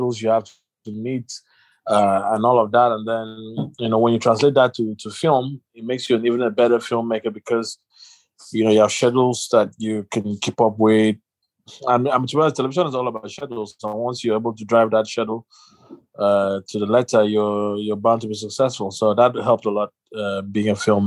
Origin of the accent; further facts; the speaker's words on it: Nigeria; I'm a Nigerian guy